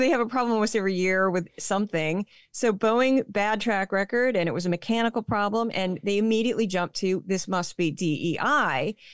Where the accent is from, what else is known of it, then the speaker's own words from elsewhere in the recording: St. Louis, Missouri, United States; now in New York, United States; I haven't lived there for a long time, but I was born and raised in Saint Louis, Missouri